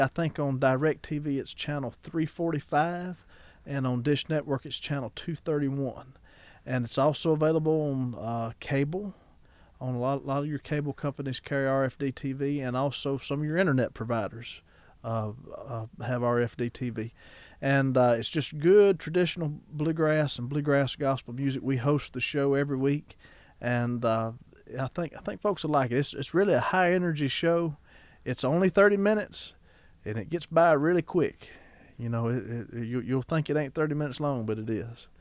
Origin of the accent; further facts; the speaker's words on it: Ackerman, Mississippi, United States; my hometown of Ackerman, Mississippi